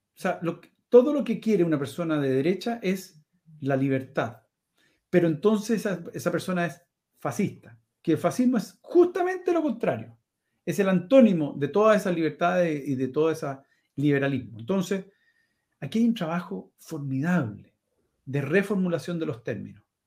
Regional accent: Chile; moved away; soy chileno corazón

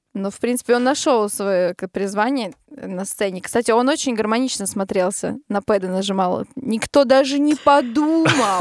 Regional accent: Narva, Ida-Viru County, Estonia; Мы все из Нарвы, мы играли как раз-таки в оркестре вместе. Когда я училась в музыкальной школе

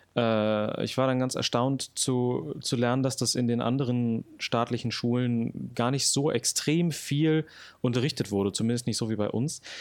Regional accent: Brandenburg, Germany; moved away as an adult; also born or lived in Berlin / Hamburg; geboren 1993 in Berlin, aufgewachsen dann in Brandenburg

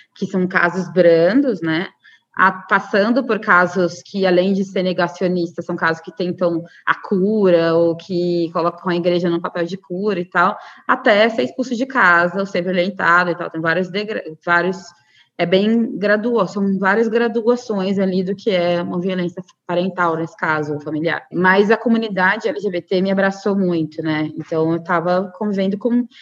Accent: Cuiabá, Mato Grosso, Brazil; eu sou de Cuiabá, capital do Mato Grosso

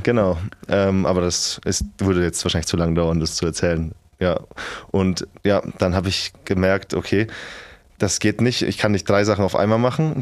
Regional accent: near Schweinfurt, Bavaria, Germany; moved away as an adult; ich bin 250 Kilometer in der Nähe von Schweinfurt, komme ich her

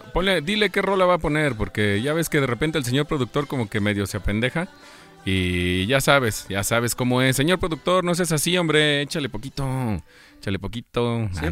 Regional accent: La Piedad, Michoacán, Mexico; yo soy de la Piedad, Michoacán

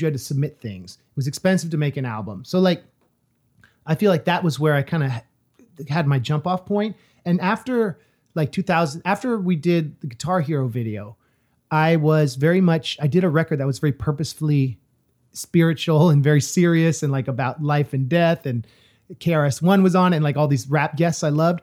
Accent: California, United States; moved away; also born or lived in East Coast; as a Californian who lived on the East Coast

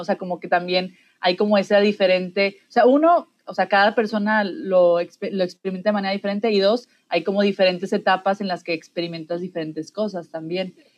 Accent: Mexico; todos somos mexicanos

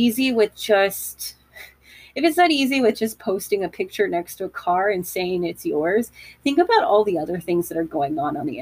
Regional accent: United States; being an American

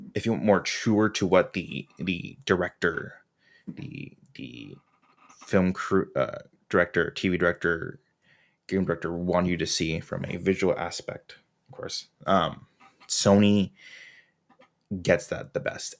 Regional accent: Orange County, California, United States; I'm from Orange County

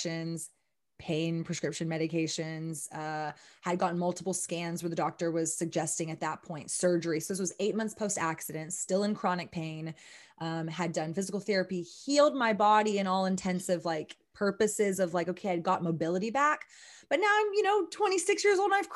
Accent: Austin, Texas, United States; Born and raised in Austin, Texas

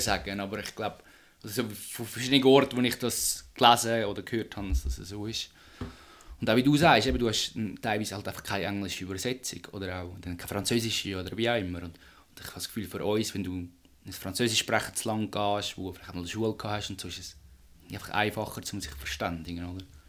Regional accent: Switzerland; bei uns in der Schweiz

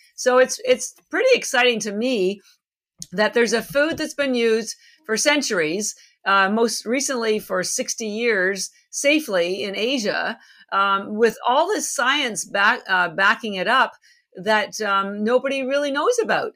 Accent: Canada; moved away as an adult; now in Boston, United States; I live in Boston. I've been here 33 years, although I'm relocating soon to Miami, so I'll be joining the folks in Florida soon, at least part time. But I'm actually Canadian

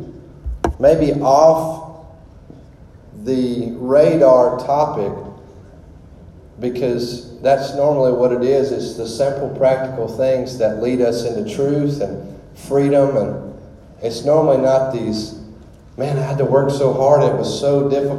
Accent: Louisiana, United States; I am from Louisiana. Of course, you can tell this boy ain't from the North.

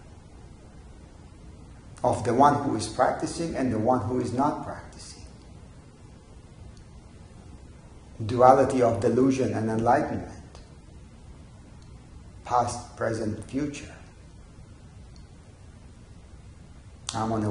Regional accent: Israel; I remember growing up in Israel

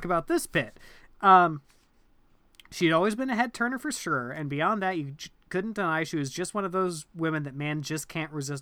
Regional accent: Midwest, United States; I'm from the Midwest

